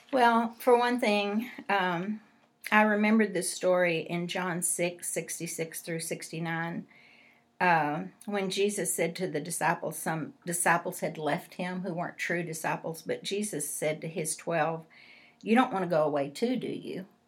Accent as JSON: {"language": "English", "region": "West Texas", "country": "United States", "tie": "born or raised there", "said": "I grew up in West Texas"}